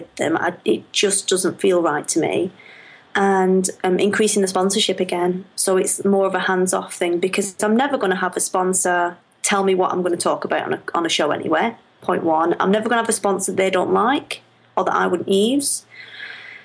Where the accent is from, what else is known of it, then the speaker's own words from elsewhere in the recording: Lancashire, North West England, United Kingdom; Everybody thinks I'm from Yorkshire when I'm from Lancashire.